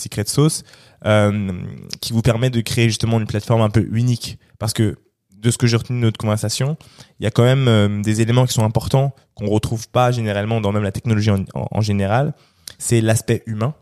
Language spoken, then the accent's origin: French; Cameroon; je suis Camerounais, hein, mhm. je suis Bassa.